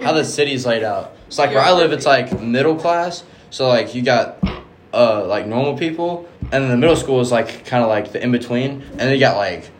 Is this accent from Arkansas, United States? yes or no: yes; North Little Rock, Arkansas, United States; I'm from North Little Rock.